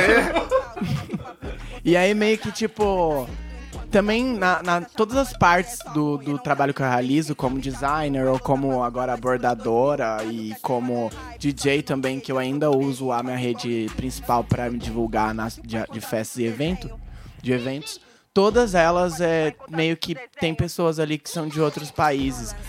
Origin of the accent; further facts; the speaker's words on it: Hortolândia, São Paulo, Brazil; now in Americana, Brazil; eu sou de Hortolândia